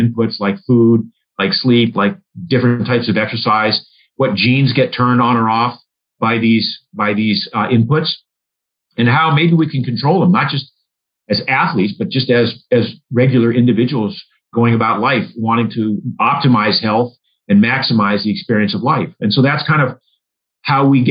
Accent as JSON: {"language": "English", "region": "Maine", "country": "United States", "tie": "born or raised there", "said": "I grew up in Maine"}